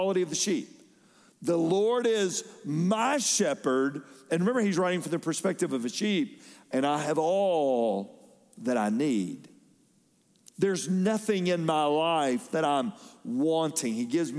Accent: Fayetteville, Georgia, United States; when I was growing up in Fayetteville, Georgia, we were out in the country a little bit

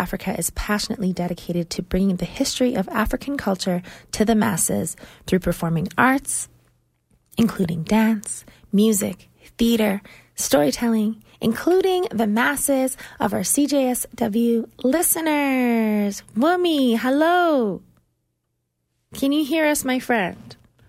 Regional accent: Canada; accent: Canadian; she's probably going to make fun of me for my Canadian accent

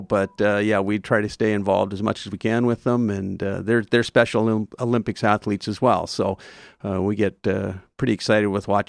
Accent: Calgary, Alberta, Canada; also born or lived in Oregon, United States; I was born in Calgary, but I lived the first 11 years of my life in Oregon in the U.S. and grew up a lot down there. And then we moved back to Calgary when I was 11. Lived here all my life since then.

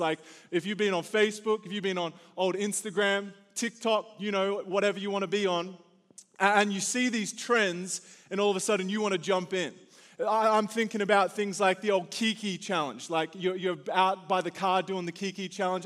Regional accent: Australia; now in United States; the Aussie coming to your country

